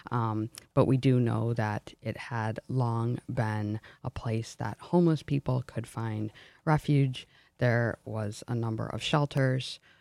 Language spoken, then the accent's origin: English; Detroit, Michigan, United States; my growing up in Detroit